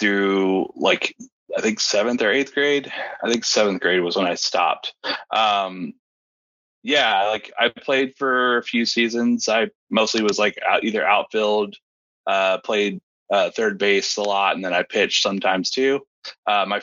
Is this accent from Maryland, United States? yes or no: no; Austin, Texas, United States; also born or lived in Columbus, Texas; So born and raised in Austin, Texas. Basically lived here my entire life, minus 2 years living in Columbus, Texas